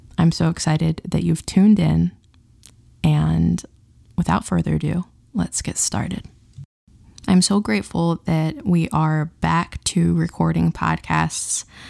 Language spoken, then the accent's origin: English; Utah, United States; where I grew up in Utah